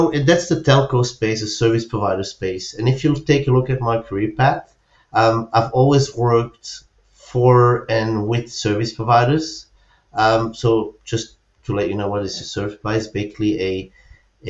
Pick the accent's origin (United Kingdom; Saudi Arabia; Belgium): Belgium; moved away as an adult; now in Spain; I'm originally from Belgium. I moved to Spain around 10 years ago